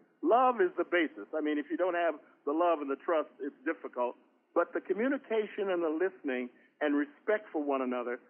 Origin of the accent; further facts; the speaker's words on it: Kansas City, Kansas, United States; moved away as an adult; also born or lived in Washington; Yes, I grew up in Kansas City, Kansas, in an all-black neighborhood. Graduated from the only black high school in the state of Kansas, Sumner High School.